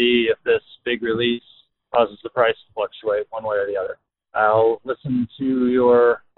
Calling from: Iowa, United States; I'm calling from Iowa

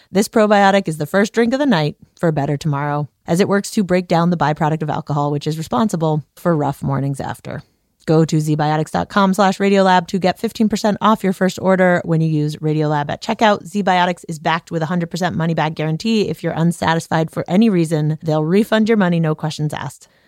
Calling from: London, United Kingdom

